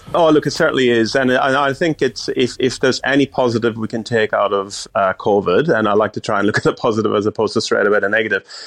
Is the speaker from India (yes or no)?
no; Ireland; moved away; I'm from overseas, I'm from Ireland